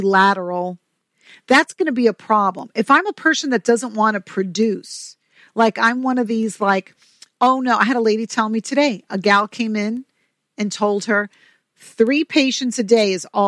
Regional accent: New York, United States; I'm from New York

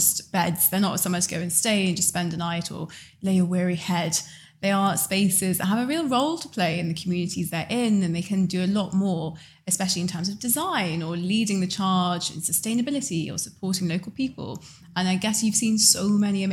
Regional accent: near Manchester, North West England, United Kingdom; I grew up near Manchester

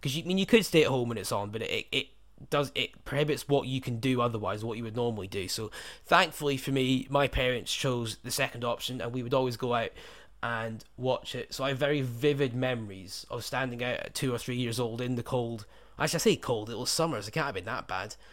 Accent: United Kingdom; in the U K where I was growing up

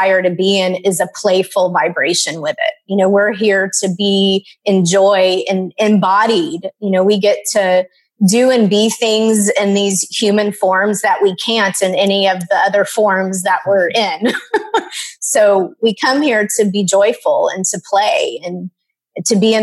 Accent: Dallas, Texas, United States; I grew up in Dallas, Texas.

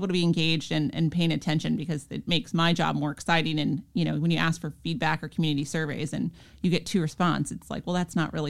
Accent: Minnesota, United States; So I was born and raised outside of Minneapolis. And I came down to Florida on a volleyball scholarship.

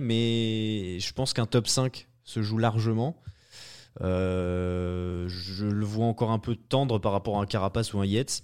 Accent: France; en tant que Français

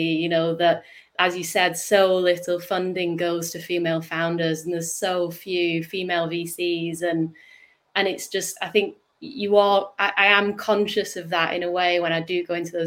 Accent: United Kingdom; accent: northern; my northern accent

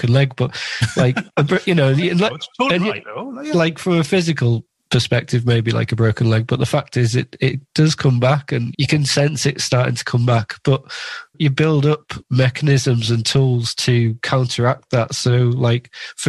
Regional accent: Carlisle, North West England, United Kingdom; also born or lived in Lake District; So I grew up in the Lake District and in Carlisle

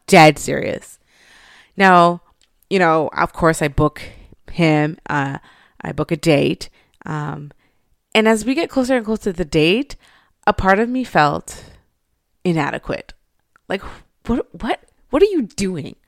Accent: Montreal, Quebec, Canada; I grew up in Montreal.

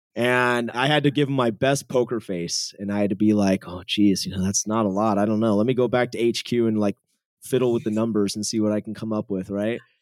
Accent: San Jose, California, United States; Born and raised in San Jose, California. So, Silicon Valley kid.

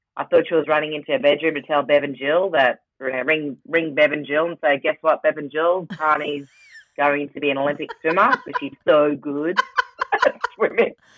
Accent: Rockhampton, Queensland, Australia; now in Brisbane, Australia; I'm from Rockhampton, so the beef capital of Australia

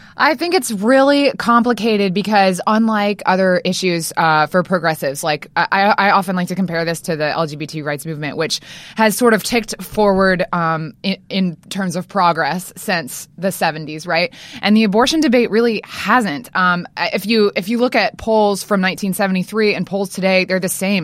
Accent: Louisiana, United States; I'm from Louisiana

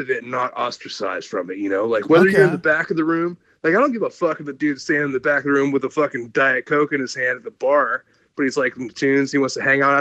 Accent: Ohio, United States; moved away as an adult; also born or lived in Los Angeles; I came from Ohio, from the middle of nowhere, grew up on a farm

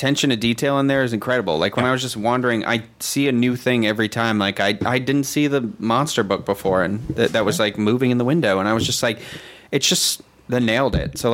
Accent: Massachusetts, United States; accent: Boston; I am from Massachusetts

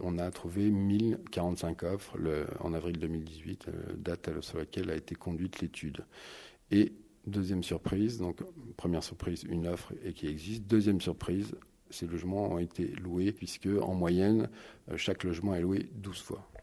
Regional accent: Paris, Île-de-France, France; je suis parisien, je travaille sur du marketing territorial

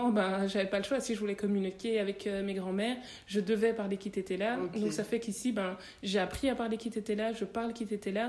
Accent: Belgium; also born or lived in Congo; moi, je, je suis née au Congo, mhm. mais je suis venue ici en Belgique quand j'avais 8 mois.

